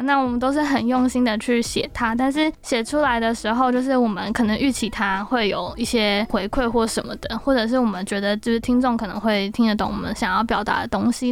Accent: Taipei, Taiwan; 因为我从小在台北长大

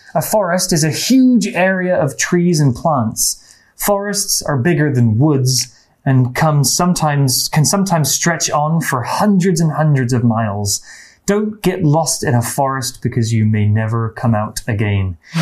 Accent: England, United Kingdom; I'm from the UK. I'm from England.

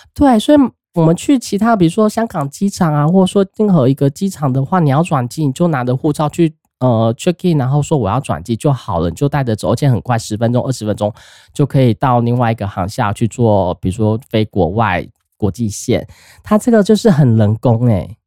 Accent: Taiwan; 我们台湾人

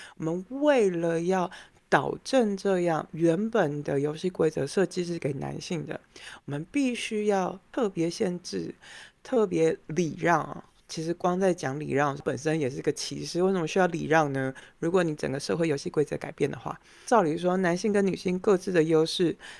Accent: Taiwan; 像我这台湾人会觉得这个就叫平等嘛

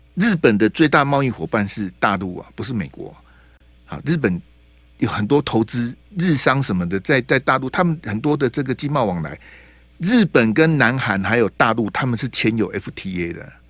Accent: Taiwan; 我是中华民国的国民，我是台湾人

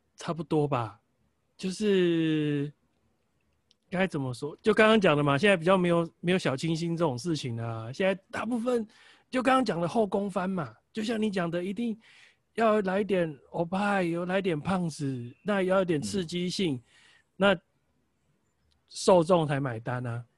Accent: Taiwan; 但是我觉得我们台湾人可能习惯也会从他下的电影标题 slogan 去了解这部片大概要带给我什么东西

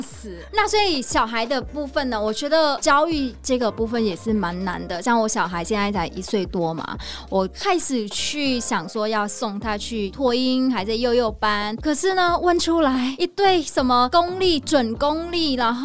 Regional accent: Vietnam; Chinese is a second language; moved away as an adult; now in Taiwan; 我是越南人，来台湾的时候，我完全不会华语，不会普通话

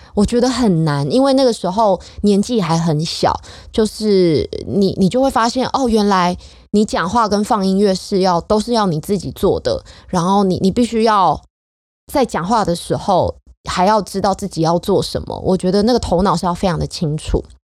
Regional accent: Hsinchu, Taiwan; 我的家乡就在新竹

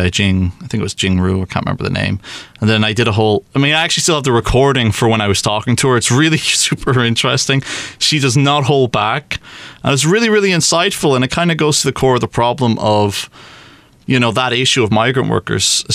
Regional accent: Belfast, Northern Ireland, United Kingdom; moved away as an adult; also born or lived in Beijing, China; now in Taiwan; originally from Ireland, from Belfast

